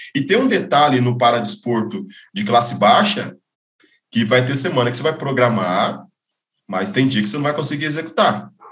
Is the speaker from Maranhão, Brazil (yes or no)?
no; Novo Horizonte, São Paulo, Brazil; eu venho de Novo Horizonte, interior de São Paulo